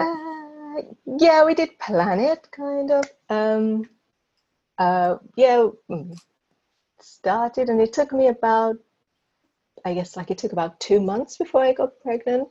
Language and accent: English; London, United Kingdom; moved away as an adult; now in Prague, Czech Republic; I'm originally from London and I moved to Prague